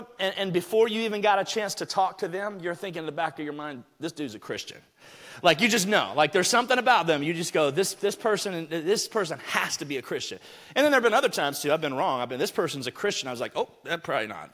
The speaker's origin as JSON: {"language": "English", "region": "Alabama", "country": "United States", "tie": "born or raised there", "said": "I grew up in Alabama"}